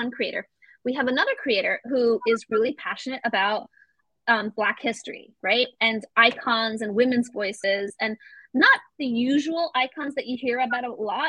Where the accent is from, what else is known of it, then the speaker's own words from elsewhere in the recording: Florida, United States; also born or lived in Venezuela; I grew up in Florida a chunk of my life. So Disney World was like, or I was all the time. And I was like, I don't have anything Latino. I always wondered, you know? And then when I went to live in Venezuela